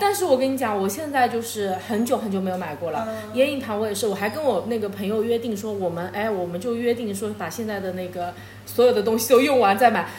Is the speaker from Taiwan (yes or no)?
no; China; 我们大陆这边好像，特别我们这小城市